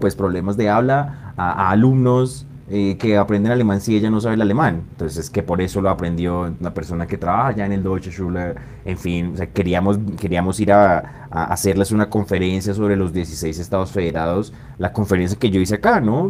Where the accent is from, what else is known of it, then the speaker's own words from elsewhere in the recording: Bogotá, Colombia; yo soy bogotano de acá